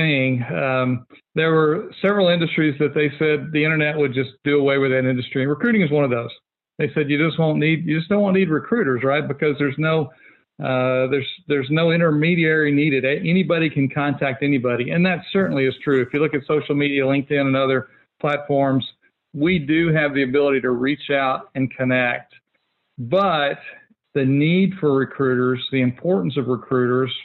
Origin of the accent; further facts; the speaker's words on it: Fort Worth, Texas, United States; I'm a local guy. I grew up in Fort Worth, never strayed very far from home.